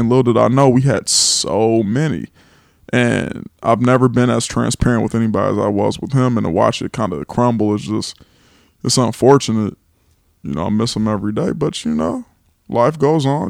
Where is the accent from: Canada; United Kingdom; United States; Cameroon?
United States; Los Angeles, California; moved away as an adult; now in Atlanta, United States; I am from California. Eighties baby, twenty-nine years old, grew up in Los Angeles